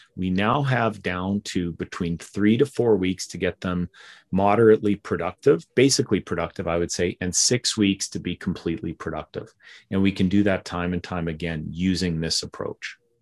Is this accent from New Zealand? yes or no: no; town on the Alberta-Saskatchewan border, Western Canada, Canada; moved away as an adult; also born or lived in Philadelphia; I'm from Western Canada originally. Grew up in a little town of 500 people in the middle of absolutely nowhere